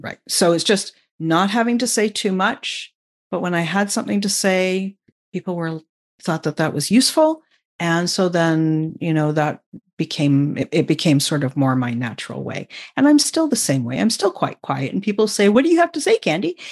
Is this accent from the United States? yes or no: no; Vancouver, British Columbia, Canada; I'm Canadian, um, and I grew up just outside of Vancouver, um, and that's where I still live.